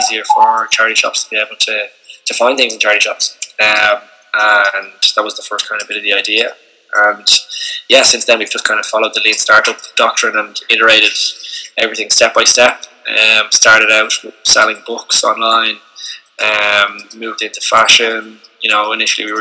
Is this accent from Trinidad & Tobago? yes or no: no; Ireland; I'm from Dundalkin in Dublin